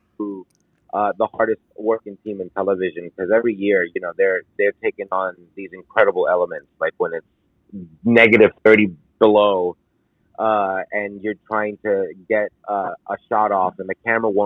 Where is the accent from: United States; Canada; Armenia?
United States; New York City, New York; moved away as an adult; also born or lived in Los Angeles; now in Chicago, United States; I grew up in the Bronx, New York